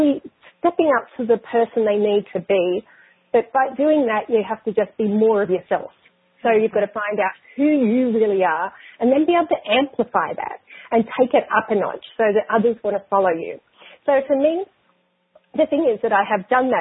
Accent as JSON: {"language": "English", "country": "Australia", "tie": "born or raised there", "said": "I grew up in Australia. I'm Australian and have been there for the majority of my life"}